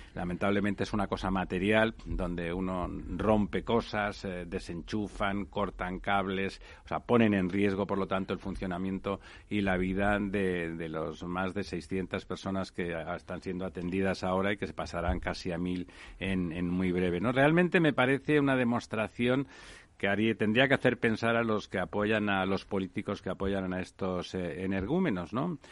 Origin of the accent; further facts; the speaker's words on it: Barcelona, Catalonia, Spain; now in Madrid, Spain; yo soy de, Barcelona, aunque soy ya madrileño de adopción